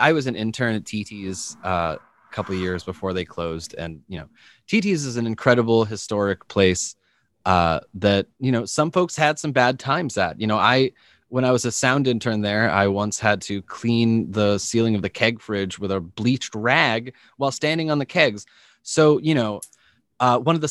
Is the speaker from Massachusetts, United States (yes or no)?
yes; Methuen, Massachusetts, United States; When I was a little kid, I grew up in Methuen, Massachusetts, which is on the border of Mass and New Hampshire